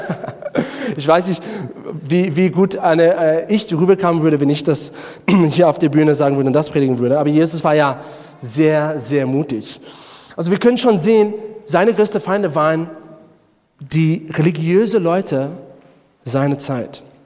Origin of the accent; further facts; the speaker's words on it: South Africa; German is a second language; moved away; Ich komme selber aus Südafrika